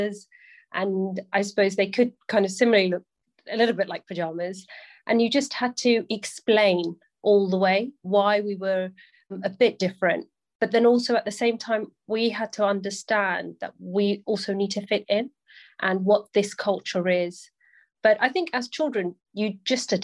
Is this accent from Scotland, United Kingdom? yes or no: no; Sunbury-on-Thames, South East England, United Kingdom; I grew up in a town called Sunbury-on-Thames, and the upbringing was really nice.